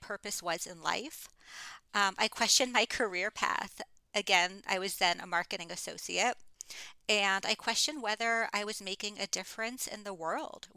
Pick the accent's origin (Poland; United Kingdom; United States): United States; Fort Lauderdale, Florida; moved away as an adult; I moved back to my hometown of Fort Lauderdale, Florida